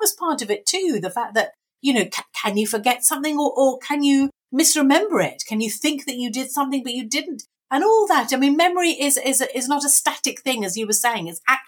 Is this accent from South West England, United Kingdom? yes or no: no; Brighton, South East England, United Kingdom; also born or lived in London; And I was born in London, actually, then moved away to Brighton.